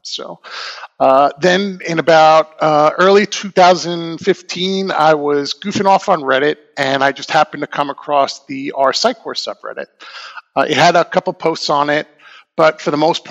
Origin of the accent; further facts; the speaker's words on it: Long Island, New York, United States; now in Portland, United States; I'm originally from Long Island, New York, and I've been living in the Portland, Oregon metro area for about the past 20 years